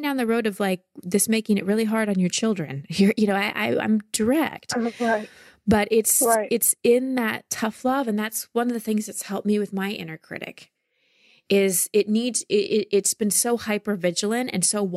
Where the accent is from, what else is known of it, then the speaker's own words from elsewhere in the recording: Texas, United States; I grew up in Texas